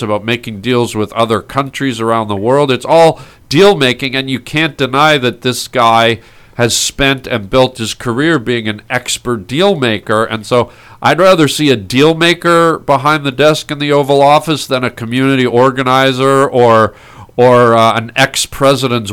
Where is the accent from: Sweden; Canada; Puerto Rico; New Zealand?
Canada; we were Canadian